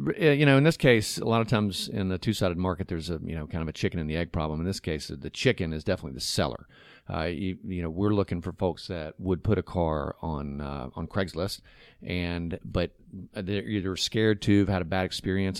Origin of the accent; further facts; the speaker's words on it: Chattanooga, Tennessee, United States; also born or lived in New York; I grew up here in Chattanooga